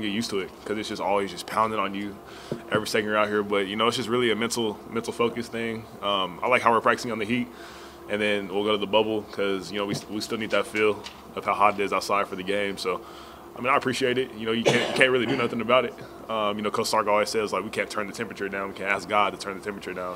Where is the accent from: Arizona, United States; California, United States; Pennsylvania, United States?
Arizona, United States; now in Austin, United States; I'm from Arizona